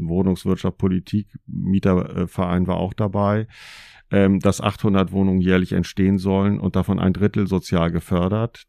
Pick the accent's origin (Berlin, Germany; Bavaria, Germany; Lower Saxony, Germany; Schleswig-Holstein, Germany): Schleswig-Holstein, Germany; moved away as an adult; also born or lived in North Rhine-Westphalia; Vorher bin ich als Schleswig-Holsteiner berufsbedingt nach Nordrhein-Westfalen gegangen für eine Weile